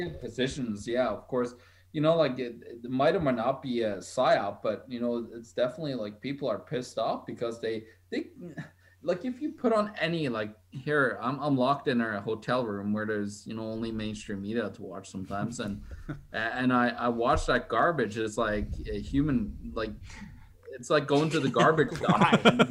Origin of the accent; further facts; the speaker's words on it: Norway; I grew up in Norway